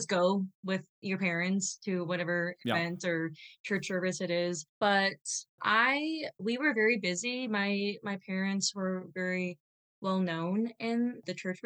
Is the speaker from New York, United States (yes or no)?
no; Southern California, United States; moved away as an adult; also born or lived in Oregon; now in Colorado, United States; I grew up in Southern California, and I was there from when I was adopted to 16 months old to about 19 years old